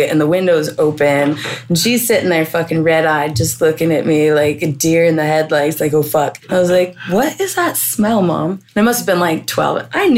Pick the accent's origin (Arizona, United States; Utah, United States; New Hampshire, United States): Utah, United States; moved away as an adult; now in Washington, United States; Growing up in Utah